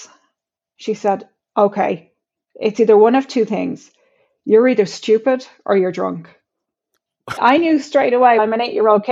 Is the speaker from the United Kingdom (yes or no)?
no; Ireland; growing up in Ireland, I was born in the mid-70s